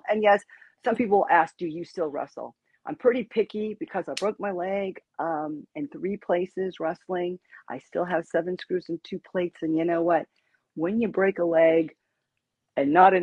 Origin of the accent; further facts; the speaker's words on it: California, United States; Growing up in California